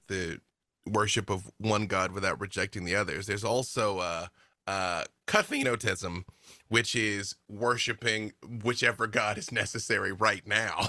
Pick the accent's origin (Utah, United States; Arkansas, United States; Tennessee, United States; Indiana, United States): Arkansas, United States; I'm from Arkansas